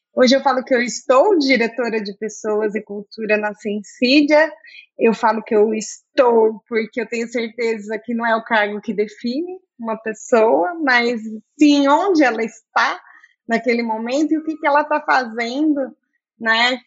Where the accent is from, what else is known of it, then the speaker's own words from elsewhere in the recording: Campinas, São Paulo, Brazil; also born or lived in south of Minas Gerais; Eu sou do sul de Minas, mas eu sou campineira desde sempre